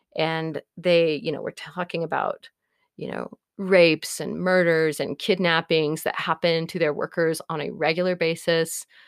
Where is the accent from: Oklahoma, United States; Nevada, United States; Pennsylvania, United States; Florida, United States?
Oklahoma, United States; Norman; moved away as an adult; also born or lived in Eugene, Oregon; my hometown of Norman was relatively conservative.